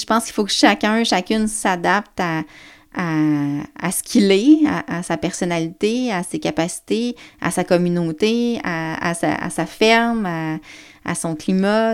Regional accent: Baie-Comeau, Côte-Nord, Quebec, Canada; je viens de la Côte-Nord. Je viens de Bécomo

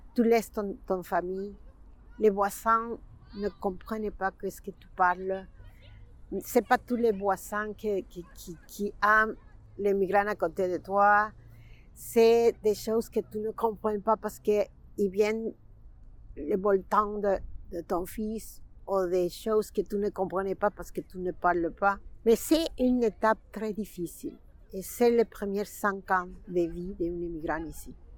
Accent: Mexico; French is a second language; moved away as an adult; now in Montreal, Canada; Je suis mexicaine, c'est sûr, mais québécoise.

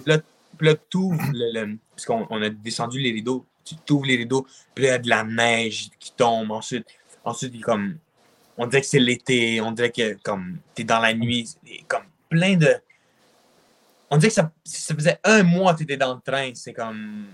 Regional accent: Quebec, Canada; also born or lived in Russia; je suis un Québécois. Mm-hmm. Puis j'habite au Québec depuis que j'ai deux ans

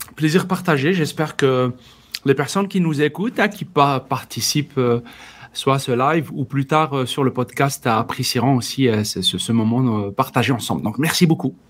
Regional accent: Algeria; first language Berber (Tamazight); French is a second language; moved away as an adult; also born or lived in Paris, France; j'ai eu dans mon pays d'origine, Algérie, l'occasion d'intégrer la radio nationale et j'ai produit, animé une des premières émissions en, dans ma langue euh, maternelle, le berbère

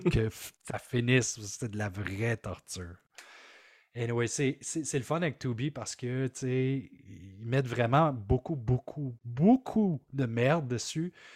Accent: Maniwaki, Quebec, Canada; Je viens de Maniwaki. Mm. Alors, à Maniwaki, c'est un petit village.

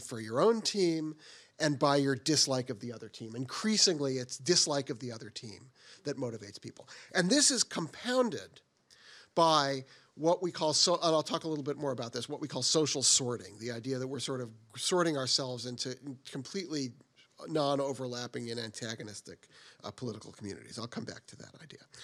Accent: Boston, Massachusetts, United States; I grew up in the Boston area, so I'm a Boston Red Sox fan

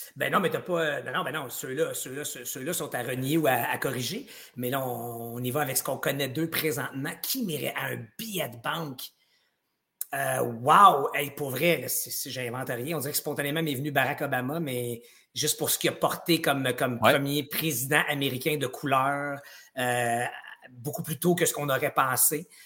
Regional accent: Gatineau, Quebec, Canada; j'ai grandi en Outaouais

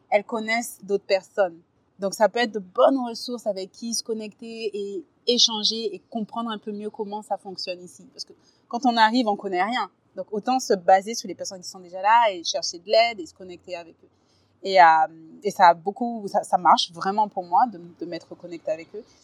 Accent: France; now in Vancouver, Canada; Dès qu'on dit qu'on vient de France, on parle français.

